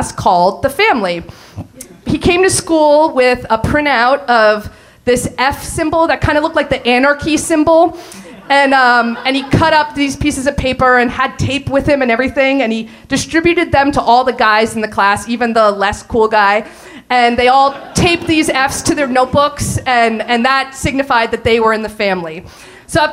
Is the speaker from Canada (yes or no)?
no; Allentown, Pennsylvania, United States; We grew up in Allentown, Pennsylvania, and we went to a small private school